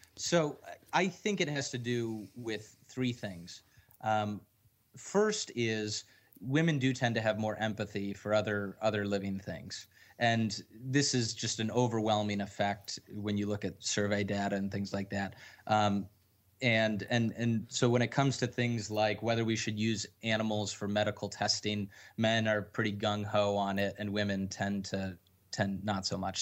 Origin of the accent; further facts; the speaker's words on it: Michigan, United States; I'm from Michigan and tons of people hunt in Michigan.